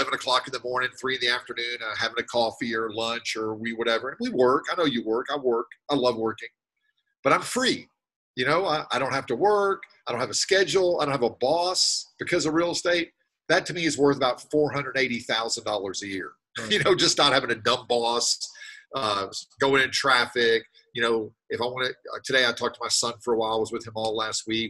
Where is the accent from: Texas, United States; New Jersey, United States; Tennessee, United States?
Tennessee, United States; Nashville; I'm from Nashville, Tennessee